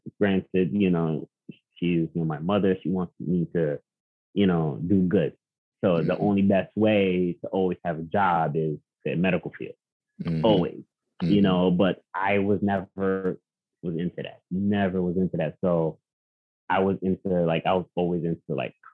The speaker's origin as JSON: {"language": "English", "town": "New York City", "region": "New York", "country": "United States", "tie": "born or raised there", "moved": "as an adult", "lives_now": "Upstate New York, United States", "said": "I had an amazing childhood growing up in Queens"}